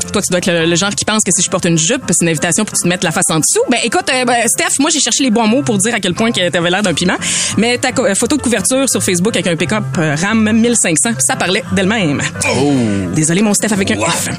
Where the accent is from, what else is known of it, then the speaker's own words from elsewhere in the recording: Beauce, Quebec, Canada; accent: Beauceron; mon niveau de français qui est beauceron moyen, on va le dire. J'ai un accent